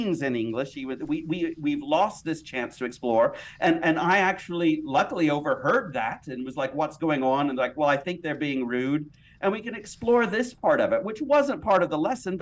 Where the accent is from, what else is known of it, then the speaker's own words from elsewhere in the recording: United States; I'm American